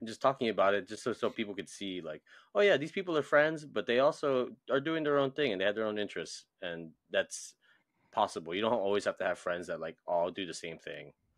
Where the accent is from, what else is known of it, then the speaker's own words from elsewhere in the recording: Hawaii, United States; I'm from Hawaii.